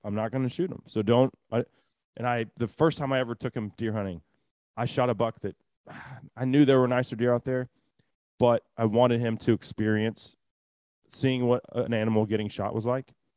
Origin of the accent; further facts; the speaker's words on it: Texas, United States; as a Texan